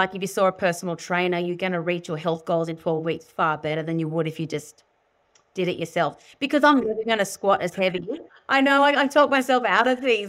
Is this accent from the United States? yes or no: no; Sydney, New South Wales, Australia; I grew up in Sydney